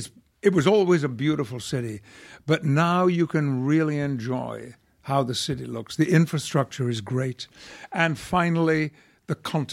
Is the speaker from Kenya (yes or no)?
no; Yorkshire and the Humber, United Kingdom; When people ask me where I come from in England, I'm a Yorkshireman.